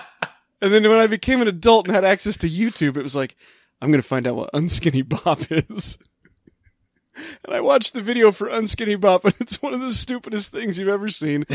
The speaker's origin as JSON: {"language": "English", "region": "Midwest", "country": "United States", "tie": "born or raised there", "said": "I grew up in the Midwest in the late nineteen eighties at the tail end of the Satanic Panic in a very religious family."}